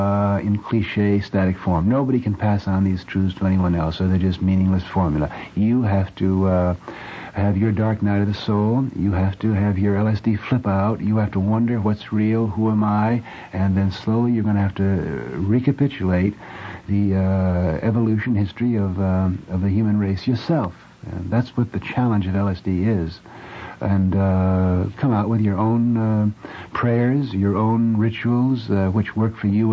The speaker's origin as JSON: {"language": "English", "country": "United States", "said": "I'm simply an American of Irish descent"}